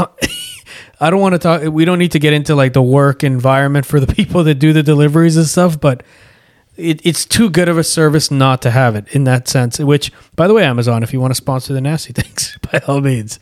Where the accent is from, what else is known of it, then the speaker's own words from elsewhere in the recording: Canada; we grew up in Canada